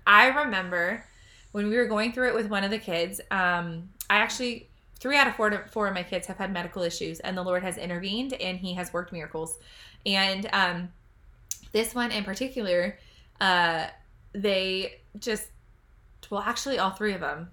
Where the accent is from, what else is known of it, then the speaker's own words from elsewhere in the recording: United States; I'm an American citizen. I'm so proud to be American.